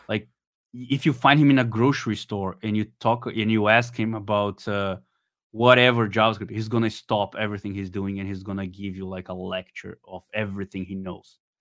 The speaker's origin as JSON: {"language": "English", "country": "Brazil", "said": "I'm from Brazil."}